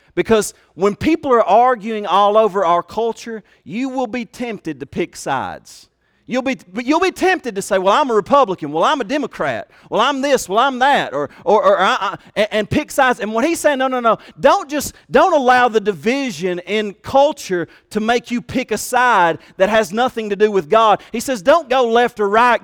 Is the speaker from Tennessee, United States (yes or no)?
no; Kentucky, United States; They made fun of my accent. They made fun of the fact that I was from Kentucky